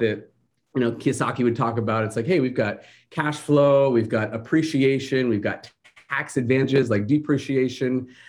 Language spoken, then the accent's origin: English; Seattle, Washington, United States; moved away as an adult; now in Huntington Beach, United States; I'm originally from Seattle, so kinda got my start in the business up there